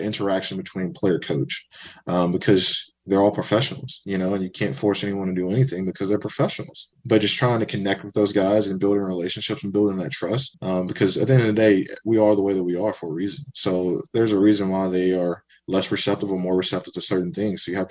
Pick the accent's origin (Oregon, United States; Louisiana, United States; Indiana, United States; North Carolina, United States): Louisiana, United States; Baton Rouge; moved away as an adult; also born or lived in New Orleans, Louisiana / Western Massachusetts / Kansas / Florida; So home for me is Baton Rouge, Louisiana. I grew up there. I was raised there. I was born there